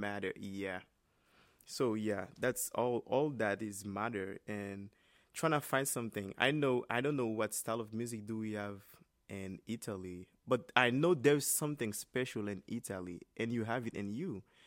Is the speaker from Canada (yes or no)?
no; Cap-Haïtien, Nord, Haiti; moved away as an adult; now in United States; my hometown, which is Kapa Isen